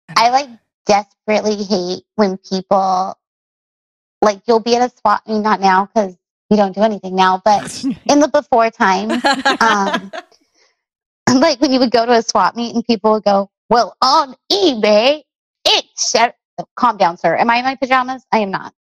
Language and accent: English; Long Beach, California, United States; I grew up in Long Beach, California